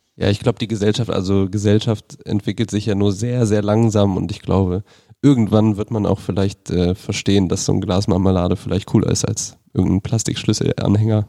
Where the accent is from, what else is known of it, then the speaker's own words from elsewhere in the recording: Rhineland-Palatinate, Germany; moved away; Ich komme ursprünglich aus Rheinland-Pfalz